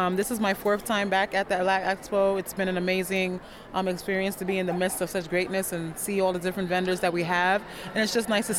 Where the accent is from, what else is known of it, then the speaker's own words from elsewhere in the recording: Ghana; moved away; I'm from Ghana, West Africa